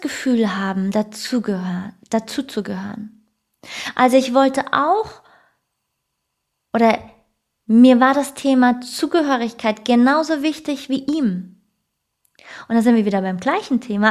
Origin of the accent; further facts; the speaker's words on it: Germany; also born or lived in Frankfurt area; bei mir als Deutsche